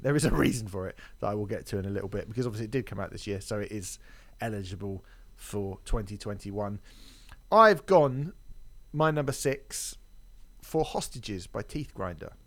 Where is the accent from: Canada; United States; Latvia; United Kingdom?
United Kingdom; I'm from Britain